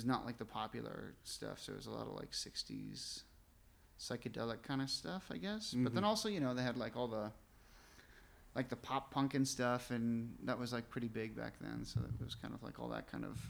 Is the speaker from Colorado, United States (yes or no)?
no; Sheboygan, Wisconsin, United States; also born or lived in Japan; I grew up in Sheboygan